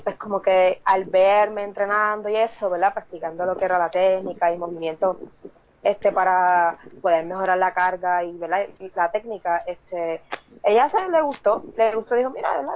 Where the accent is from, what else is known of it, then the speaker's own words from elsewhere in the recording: Sabana Grande, Puerto Rico; soy de Puerto Rico, del pueblo de Sabana Grande